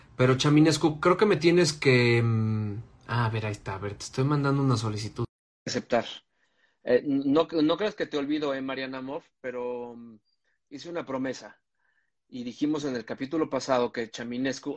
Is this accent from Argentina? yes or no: no; Mexico City, Mexico; yo soy del poniente, pero de Coajimalpa